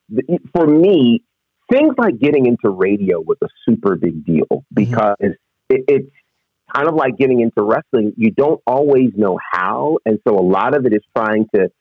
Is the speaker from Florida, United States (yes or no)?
no; Monticello, New York, United States; I grew up in a little town called Monticello, New York, which is 90 miles northwest of New York City.